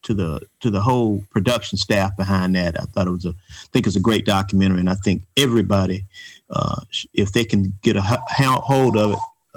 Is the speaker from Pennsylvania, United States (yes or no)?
no; Atlanta, Georgia, United States; The three of us come from the Grove Park community in Atlanta, Georgia, and we all attended the Grove Park Elementary School. We graduated in 1977.